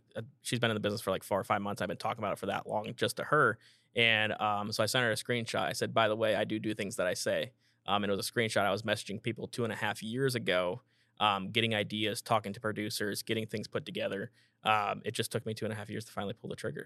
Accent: Iowa, United States; I'm from Iowa

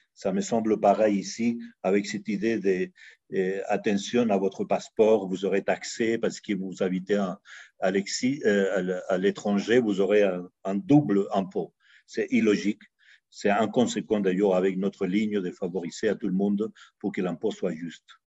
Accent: Chile; now in Mexico; je suis né en Amérique latine, au Chili, exactement. J'appartiens à ces générations qui, qui était tout petit pendant les coups d'État euh, militaires de, Pinochet

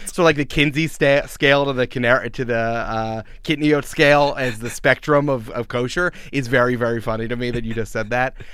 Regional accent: Westchester, outside New York City, United States; I grew up outside of New York City, uh, in the suburbs of Westchester.

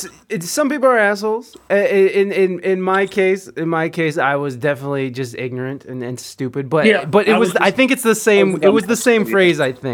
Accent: Toledo, Ohio, United States; They'll be like, oh, you're from Toledo. Well, I'm from East Toledo.

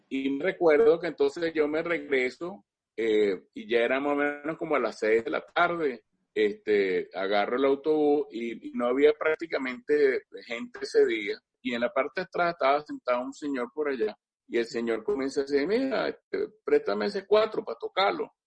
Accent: Caracas, Capital District, Venezuela; yo soy nacido aquí en Caracas. Yo nací en Caracas aquí ah. en 1952

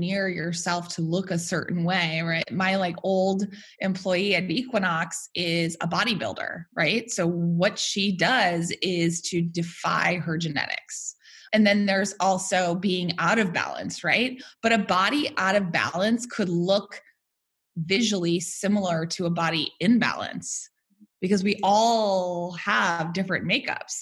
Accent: Worcester, Massachusetts, United States; now in New York City, United States; I am a New York City resident. I am from Worcester, Massachusetts

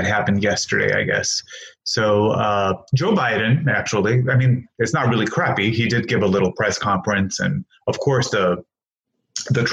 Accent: Greece; also born or lived in Hammond, Indiana; now in United States; I grew up in Greece

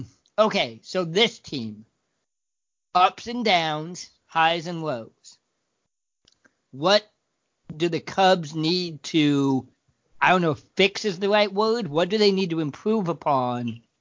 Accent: Oregon, United States; moved away as an adult; now in Illinois, United States; I grew up in Oregon

